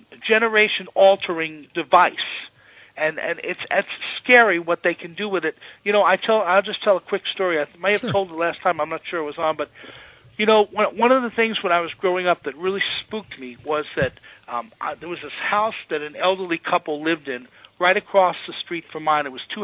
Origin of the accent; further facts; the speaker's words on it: Washington, District of Columbia, United States; In Washington, I'll tell you, I grew up partly in Washington. My father was a general.